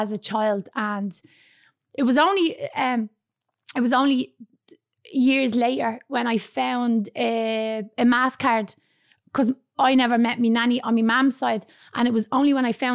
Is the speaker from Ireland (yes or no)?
yes; Dublin, Leinster, Ireland; I was born in Dublin's inner city in York Street in the flats. And when I was 4 years of age, I moved with my mum and dad and my sister out to Blanchardstown